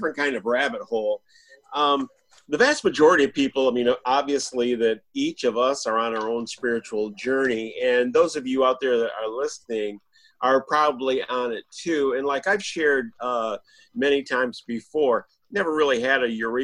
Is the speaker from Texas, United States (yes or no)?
no; Michigan, United States; We're pig farmers from Michigan